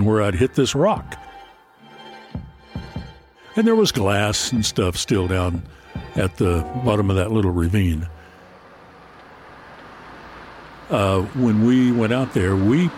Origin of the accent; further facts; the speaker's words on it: Paintsville, Kentucky, United States; my hometown of Paintsville